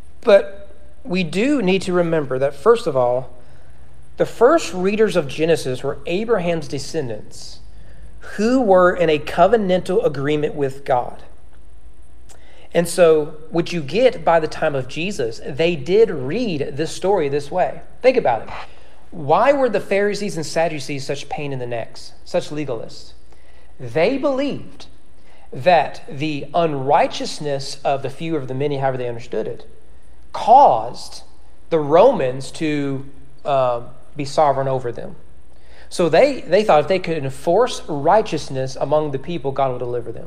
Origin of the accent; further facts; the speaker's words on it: United States; As an American